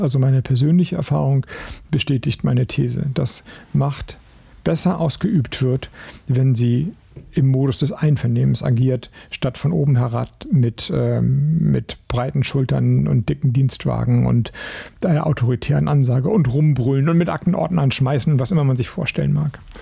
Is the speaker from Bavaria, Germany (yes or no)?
no; Flensburg, Schleswig-Holstein, Germany; ich komme aus Flensburg